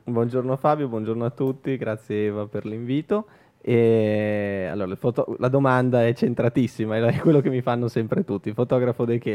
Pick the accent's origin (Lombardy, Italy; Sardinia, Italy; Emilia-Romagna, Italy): Lombardy, Italy; Milan; ho fatto più o meno tutta la zona Navigli essendoci cresciuto